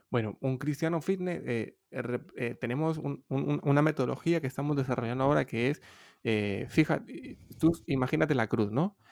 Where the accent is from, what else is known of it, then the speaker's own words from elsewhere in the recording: Honduras; moved away as an adult; also born or lived in Madrid, Spain; now in Barcelona, Spain; soy originariamente de Honduras